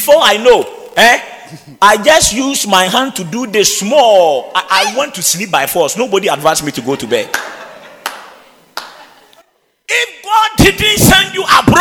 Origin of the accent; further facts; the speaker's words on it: Wenchi, Bono, Ghana; moved away; my hometown, the village in Wenchi